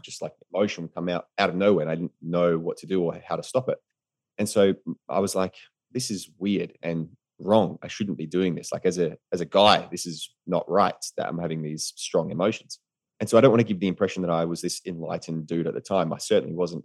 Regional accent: Australia; moved away as an adult; also born or lived in United States; as an Australian in America

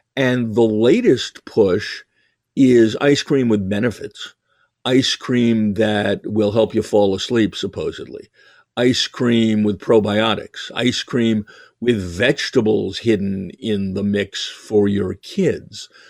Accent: New York, United States; moved away; I was originally from New York and because I'm Jewish

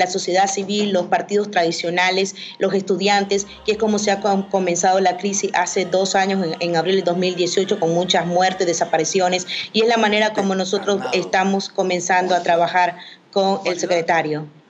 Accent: Nicaragua; also born or lived in Sweetwater, Florida; now in Florida, United States; soy la primera nicaragüense política

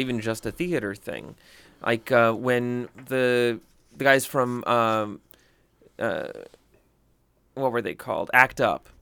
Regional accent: the South, United States; growing up in the South

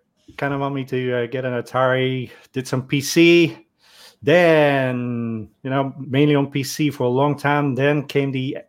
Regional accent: Netherlands; growing up in the Netherlands

